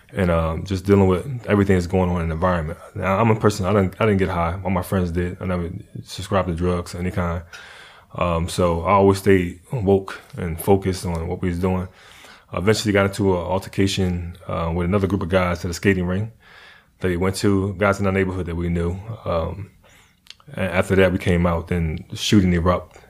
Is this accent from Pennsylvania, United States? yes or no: yes; Philadelphia, Pennsylvania, United States; also born or lived in North Carolina; I grew up in Philly, but I was born in North Carolina.